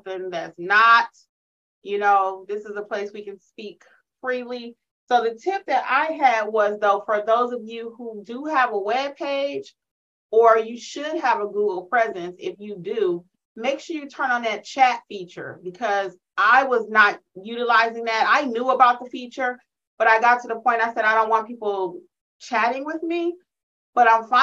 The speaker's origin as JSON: {"language": "English", "town": "Detroit", "region": "Michigan", "country": "United States", "said": "y'all know I'm from Detroit"}